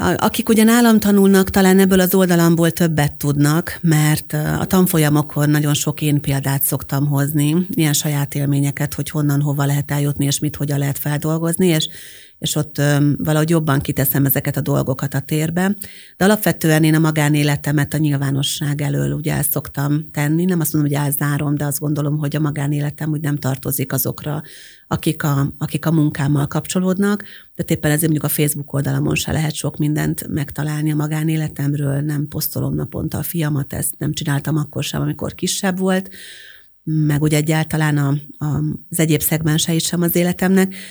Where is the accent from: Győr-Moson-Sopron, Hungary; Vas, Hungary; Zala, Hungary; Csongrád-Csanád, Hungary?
Győr-Moson-Sopron, Hungary; Győrszemere; moved away as an adult; also born or lived in Pécs; én győrszemerei vagyok egyébként eredetileg, tehát győr mellől származom